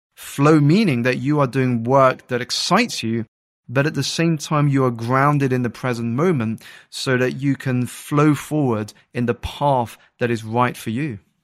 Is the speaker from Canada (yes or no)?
no; United Kingdom; I grew up in the United Kingdom to two Malaysian Chinese parents